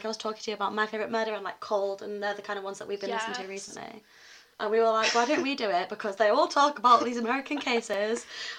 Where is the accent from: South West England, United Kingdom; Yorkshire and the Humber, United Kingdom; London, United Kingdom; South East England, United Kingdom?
South West England, United Kingdom; Cornwall; now in Huddersfield, United Kingdom; Yeah, we're both from Cornwall.